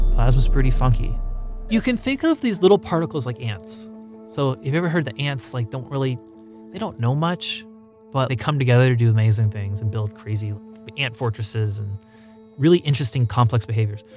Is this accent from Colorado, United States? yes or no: no; Palmdale, California, United States; my hometown of Palmdale